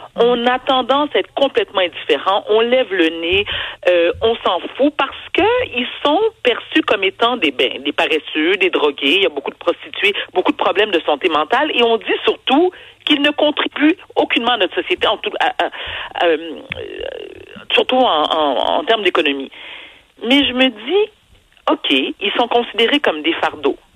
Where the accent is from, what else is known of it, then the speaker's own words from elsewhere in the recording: Quebec, Canada; also born or lived in Haiti (ancestry); Au Québec, nous sommes un peuple généreux